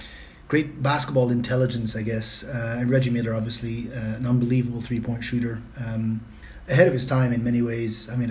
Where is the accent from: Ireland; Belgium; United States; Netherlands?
Belgium; English is a second language; moved away; I grew up playing basketball, point guard. Obviously, my size determined that more than anything else in Belgium. So I'll already apologize beforehand for my accent.